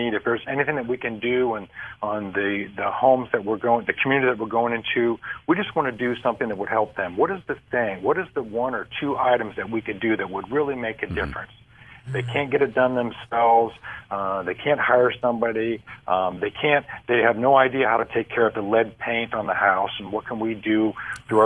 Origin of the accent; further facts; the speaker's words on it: Ohio, United States; I'm from Ohio